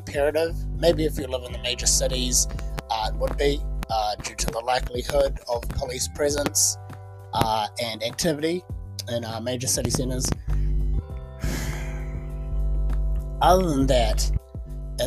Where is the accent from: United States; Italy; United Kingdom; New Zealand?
New Zealand; my home country of New Zealand